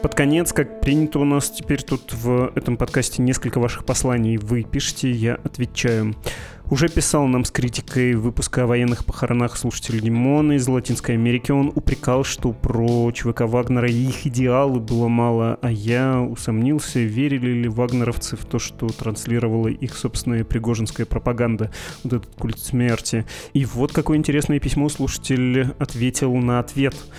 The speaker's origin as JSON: {"language": "Russian", "town": "Perm", "region": "Perm Krai", "country": "Russia", "tie": "born or raised there", "accent": "Ural", "said": "я пермяк, я с детства такую речь слышу"}